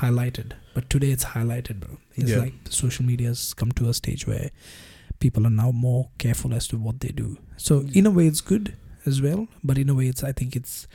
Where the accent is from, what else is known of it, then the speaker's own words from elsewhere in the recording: India; now in Australia; being an Indian living in Australia for so many years now